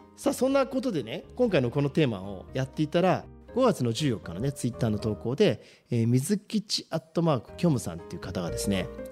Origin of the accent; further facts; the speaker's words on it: Shizuoka, Japan; うち静岡人が